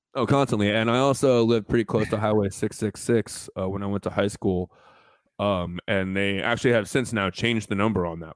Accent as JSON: {"language": "English", "region": "New Mexico", "country": "United States", "moved": "as an adult", "said": "I was from New Mexico"}